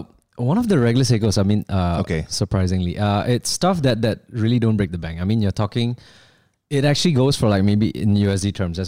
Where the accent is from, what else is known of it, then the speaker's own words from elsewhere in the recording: Malaysia; that was quite a staple for us being Chinese Malaysian.